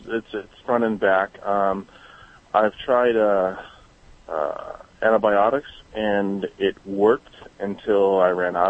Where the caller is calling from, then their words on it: San Luis Obispo, California, United States; San Luis Obispo.